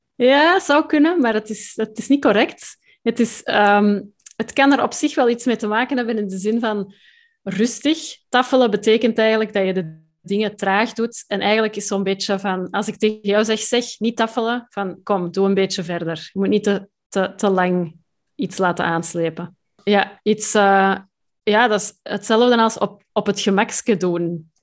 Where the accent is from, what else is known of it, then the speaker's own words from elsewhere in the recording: Antwerp Campine, Flanders, Belgium; accent: Antwerp; Ik kom uit de Antwerpse Kempen